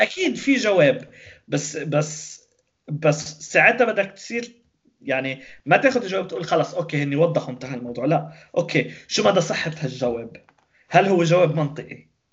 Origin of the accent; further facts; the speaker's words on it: Lebanon; نحن بلبنان